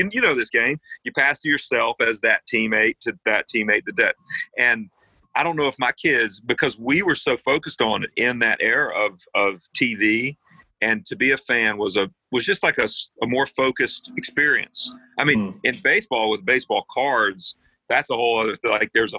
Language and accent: English; North Carolina, United States; You were born a Braves fan if you were growing up in North Carolina and you had any interest.